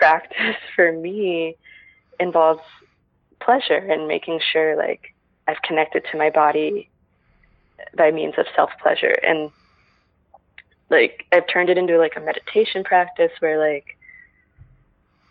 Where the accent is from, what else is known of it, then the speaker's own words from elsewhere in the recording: Texas, United States; now in Los Angeles, United States; growing up in Texas